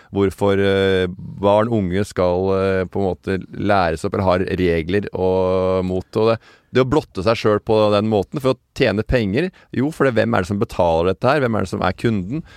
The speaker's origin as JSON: {"language": "Norwegian", "town": "Tønsberg", "region": "Vestfold", "country": "Norway", "tie": "born or raised there", "said": "jeg er født i skjærgården i Tønsberg"}